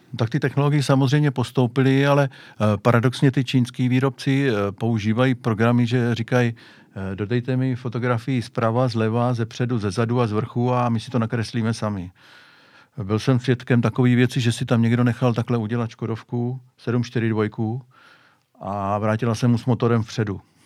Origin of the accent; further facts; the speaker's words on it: Hradiště, Czechia; u nás v Hradišti dělal